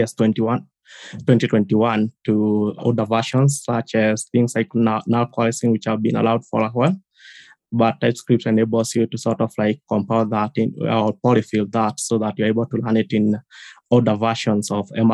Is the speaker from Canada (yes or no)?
no; Kenya; I'm from Kenya, currently located just in the capital, Nairobi